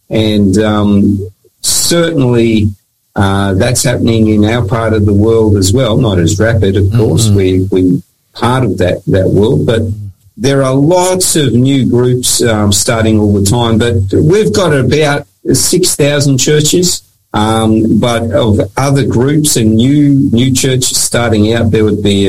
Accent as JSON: {"language": "English", "country": "Papua New Guinea", "tie": "born or raised there", "said": "I grew up in Papua New Guinea. I've worked in Fiji. As I said, I've got New Zealand heritage. So I am a person of the Pacific"}